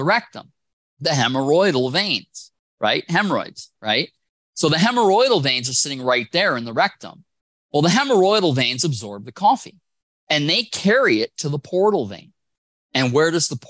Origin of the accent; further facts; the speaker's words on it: Wisconsin, United States; I'm from Wisconsin